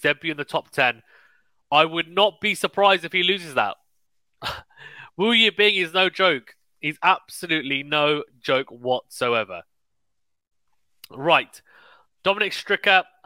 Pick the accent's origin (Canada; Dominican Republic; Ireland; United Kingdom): United Kingdom; as a Brit